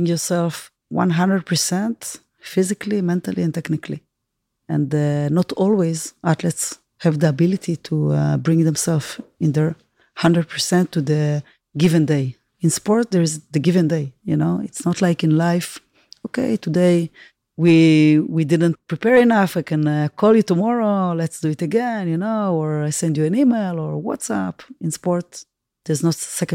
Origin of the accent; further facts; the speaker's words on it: Tel Aviv, Tel Aviv District, Israel; from Tel Aviv